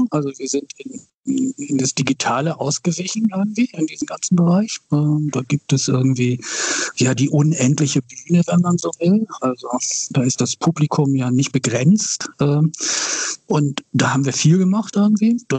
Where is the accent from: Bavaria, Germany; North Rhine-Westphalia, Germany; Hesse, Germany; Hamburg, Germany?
Hamburg, Germany; Wilhelmsburg; Aber ich bin in Wilhelmsburg aufgewachsen irgendwie. Also insofern ähm, und arbeite eben auch hier.